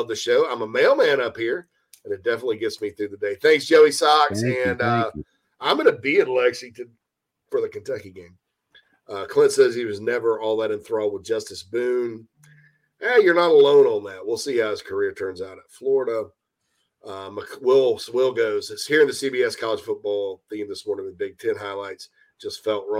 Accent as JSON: {"language": "English", "country": "Thailand", "said": "I'm from Thailand. Oh, it's all the same thing."}